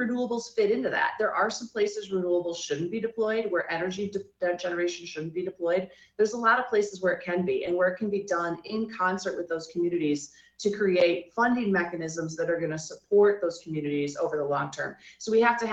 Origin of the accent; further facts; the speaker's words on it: Huron County, Michigan, United States; I am from rural Michigan. So I grew up in Huron County